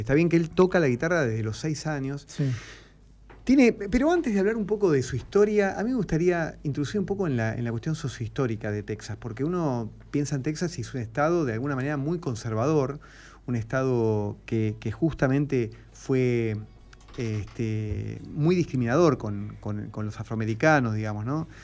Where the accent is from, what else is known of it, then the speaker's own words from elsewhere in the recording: Argentina; como argentino